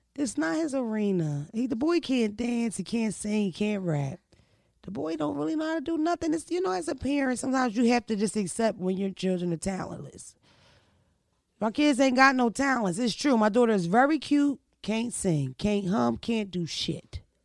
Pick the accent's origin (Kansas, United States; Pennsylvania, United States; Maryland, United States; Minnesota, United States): Pennsylvania, United States; Philadelphia; moved away; also born or lived in Delaware; I'm from Philadelphia and Delaware